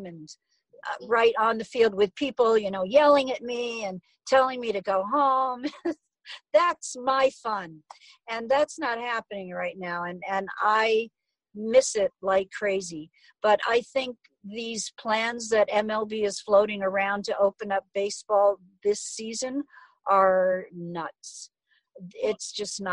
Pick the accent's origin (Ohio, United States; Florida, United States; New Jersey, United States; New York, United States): New York, United States; now in Phoenix, United States; I'm from New York, so I check in frequently with friends and neighbors in New York